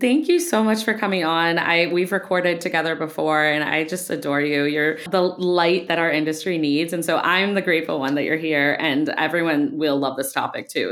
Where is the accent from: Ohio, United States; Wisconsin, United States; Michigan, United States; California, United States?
Ohio, United States; I grew up in Ohio